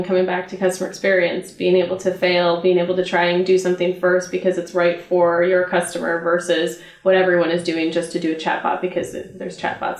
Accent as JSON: {"language": "English", "region": "North Dakota", "country": "United States", "tie": "born or raised there", "said": "growing up in North Dakota"}